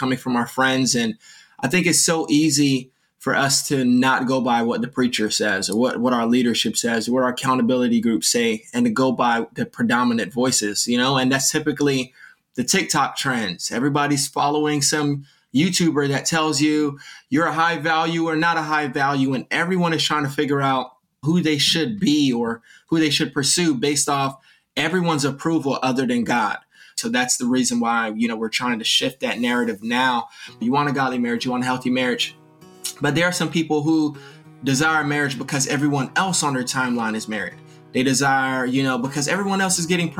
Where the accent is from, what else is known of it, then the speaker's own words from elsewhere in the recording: Miami, Florida, United States; also born and raised in Miami.